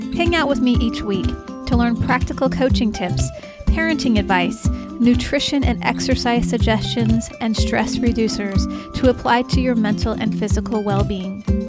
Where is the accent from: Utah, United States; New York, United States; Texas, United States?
Utah, United States; St. George; I grew up in Saint George, Utah